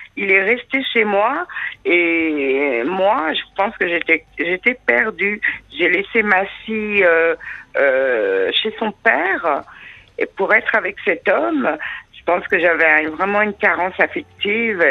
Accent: France; j'ai la binationalité, mais je suis quand même française

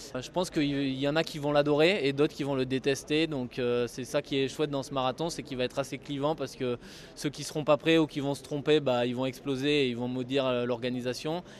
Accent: France; nous, en tant que Français

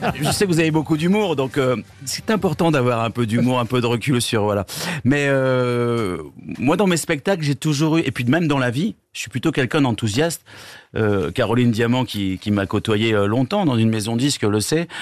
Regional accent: Rennes, Brittany, France; moved away; also born or lived in Bordeaux; Et quand on s'est construit en tant qu'adolescent euh, dans cette région, puisque je suis parti de Bordeaux et j'ai et j'ai vécu 12 euh, ans, 12 ans à Rennes

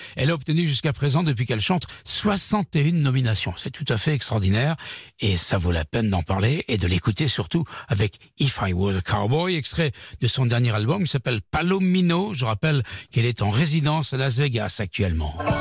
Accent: France; chez nous à Paris, en France

